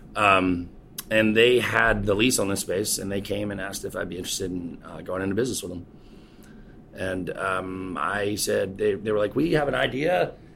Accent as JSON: {"language": "English", "town": "Charleston", "region": "South Carolina", "country": "United States", "tie": "born or raised there", "also_born_or_lived": "Folly Beach, South Carolina", "said": "I grew up here in Charleston. Uh, I grew up over on James Island, which is just like one of the, I guess, one of the barrier islands to the city"}